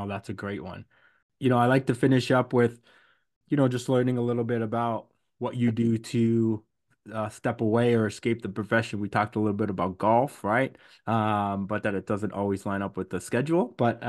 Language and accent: English; Hamilton, Ontario, Canada; You know, I'm from Hamilton. I didn't want to start with that, or you might have hung up the phone, but I'm from Hamilton